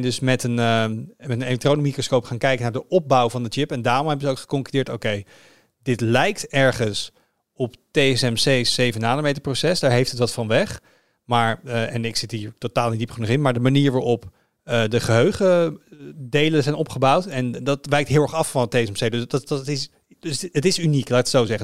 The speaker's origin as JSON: {"language": "Dutch", "country": "Netherlands", "said": "als Nederlander"}